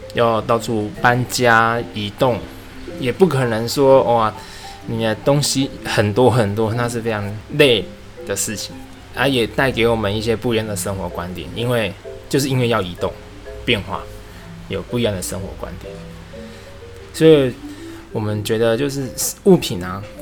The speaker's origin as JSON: {"language": "Chinese", "region": "Tainan", "country": "Taiwan", "tie": "born or raised there", "also_born_or_lived": "New Taipei, Taiwan / Suzhou, China / Kunshan, China", "moved": "yes", "lives_now": "Shanghai, China", "said": "我们是从台南南部小孩上来的"}